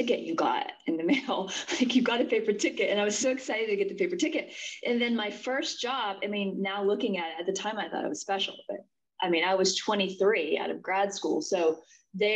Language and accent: English; West Virginia, United States; I am originally from West Virginia. I grew up in the mountains of West Virginia.